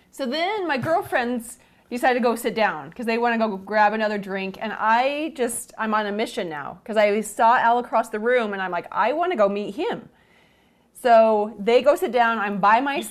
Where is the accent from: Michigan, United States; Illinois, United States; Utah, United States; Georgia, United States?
Utah, United States; Cache Valley; I'm from Cache Valley, which is about an hour and a half north of Salt Lake City